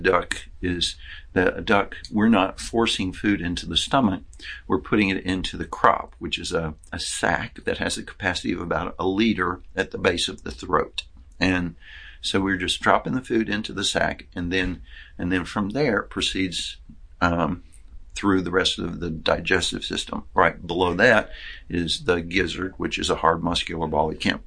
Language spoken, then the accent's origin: English; Arkansas, United States; moved away as an adult; also born or lived in Ohio / Georgia / Syracuse, New York; now in New York, United States; I'm from Arkansas